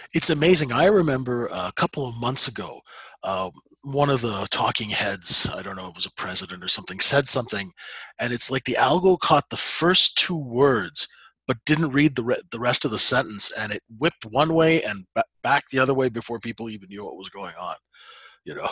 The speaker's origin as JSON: {"language": "English", "country": "Canada", "said": "we're Canadian"}